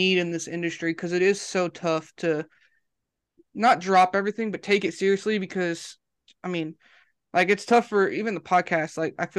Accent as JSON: {"language": "English", "region": "California", "country": "United States", "moved": "as an adult", "lives_now": "Alabama, United States", "said": "I'm from Alabama, or I live in Alabama, and he lives in California. I'm originally from California, moved out here about 3 years ago"}